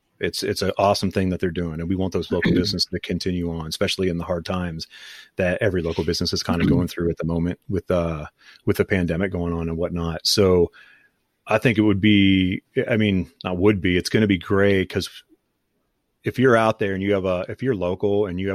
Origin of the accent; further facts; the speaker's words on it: Canton, Ohio, United States; I was born in Canton. I never have been